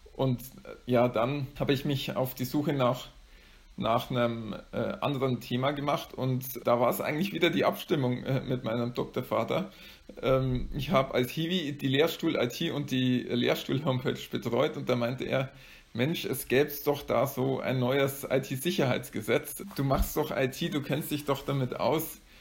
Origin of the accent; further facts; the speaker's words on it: area around Amberg, Bavaria, Germany; also born or lived in Bayreuth; ich stamme aus der Gegend um Amberg